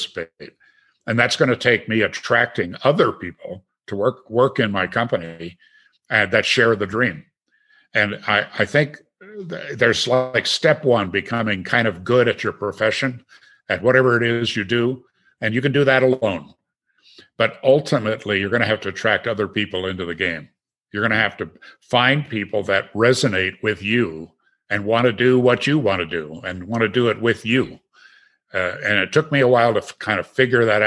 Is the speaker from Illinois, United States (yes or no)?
no; Green Bay, Wisconsin, United States; moved away; also born or lived in Aspen; never growing up in Green Bay